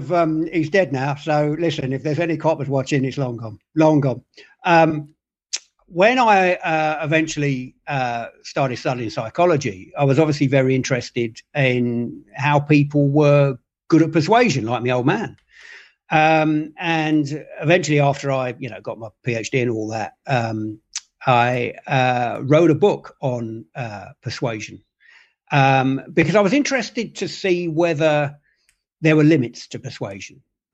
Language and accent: English; London, United Kingdom; I grew up in London.